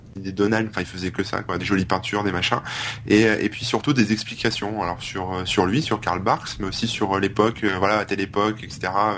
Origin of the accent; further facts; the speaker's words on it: the North, France; je viens du Nord